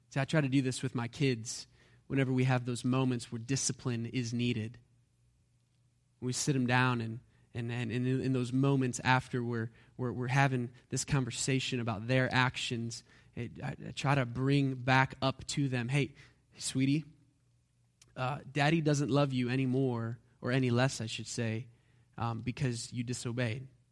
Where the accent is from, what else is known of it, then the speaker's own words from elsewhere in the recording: United States; because we're American